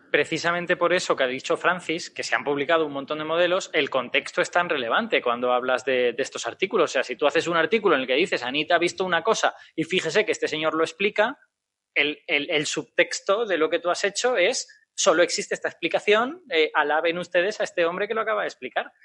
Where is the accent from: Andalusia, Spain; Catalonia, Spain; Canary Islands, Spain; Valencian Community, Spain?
Valencian Community, Spain; Castellón de la Plana; yo soy de Castellón